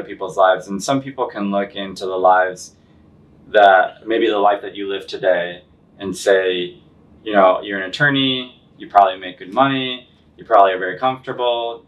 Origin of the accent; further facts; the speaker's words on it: Central Illinois, United States; now in Chicago, United States; I'm from the Central Illinois, so I'm almost exactly halfway between like St. Louis and Chicago.